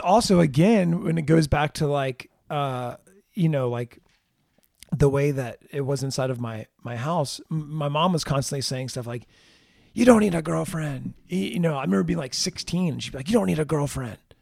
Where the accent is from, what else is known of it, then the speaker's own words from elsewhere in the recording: Jacksonville, Florida, United States; I look at Florida as the Jacksonville area as where I was really raised